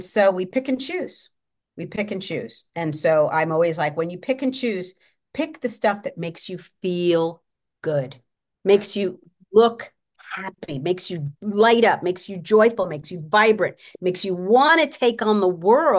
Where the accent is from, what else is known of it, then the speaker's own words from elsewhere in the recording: New York, United States; now in Los Angeles, United States; I grew up in New York